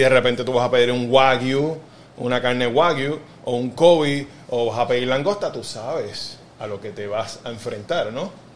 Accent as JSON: {"language": "Spanish", "town": "Carolina", "country": "Puerto Rico", "tie": "born or raised there", "said": "soy, soy de Carolina"}